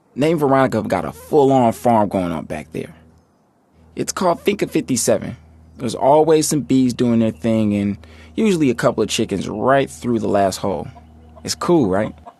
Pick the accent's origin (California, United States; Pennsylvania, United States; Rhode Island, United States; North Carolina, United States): California, United States; Oakland; I grew up in Oakland, always hearing about the Panthers